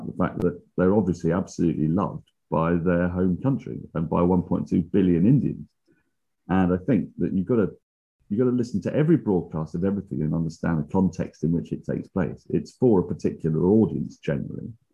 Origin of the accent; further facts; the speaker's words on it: England, United Kingdom; I am English